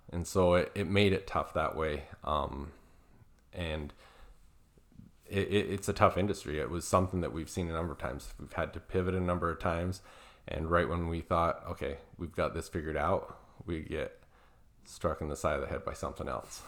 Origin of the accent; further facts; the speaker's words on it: Southern Alberta, Canada; I'm originally from Canada, Southern Alberta